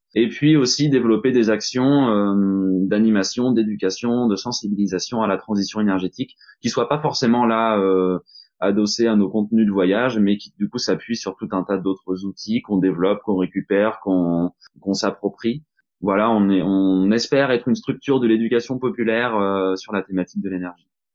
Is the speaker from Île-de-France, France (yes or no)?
no; Normandy, France; je suis français, je suis normand